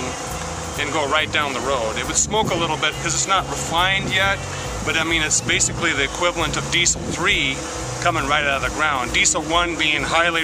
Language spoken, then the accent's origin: English; Seattle, Washington, United States; moved away; Seattle, Washington.